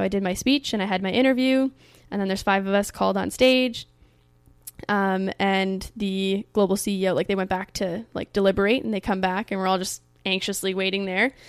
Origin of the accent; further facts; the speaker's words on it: Canada; in my home country in Canada